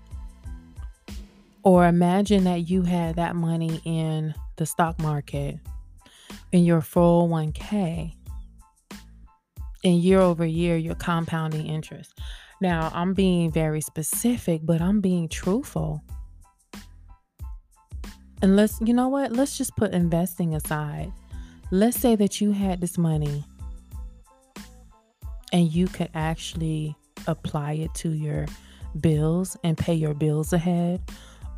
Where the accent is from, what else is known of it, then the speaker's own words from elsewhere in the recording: the South, United States; accent: southern; I'm from the South and sometimes my T's and TH's and all that stuff, they kind of get left off